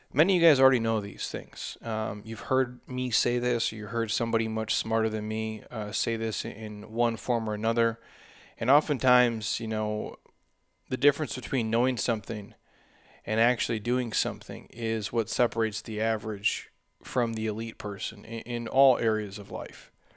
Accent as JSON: {"language": "English", "region": "Midwest", "country": "United States", "moved": "yes", "lives_now": "Arizona, United States", "said": "I come from the Midwest"}